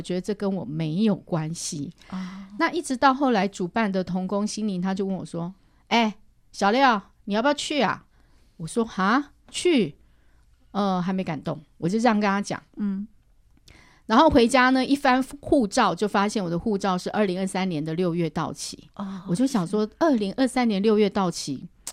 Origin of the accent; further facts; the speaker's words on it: Guanyin, Taoyuan, Taiwan; 我从小是，呃，在桃园县的观音乡，算是客家村长大